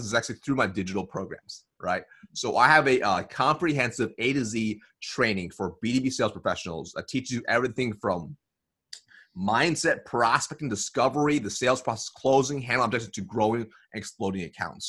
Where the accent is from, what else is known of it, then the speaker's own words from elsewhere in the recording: Eugene, Oregon, United States; also born or lived in Springfield, Oregon; I was born in Springfield, Oregon, and then moved to Eugene, Oregon. Not diverse at all.